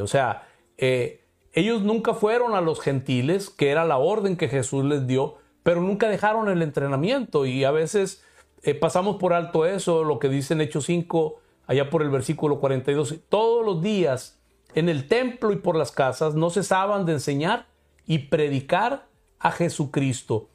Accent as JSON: {"language": "Spanish", "country": "Mexico", "said": "yo como mexicano"}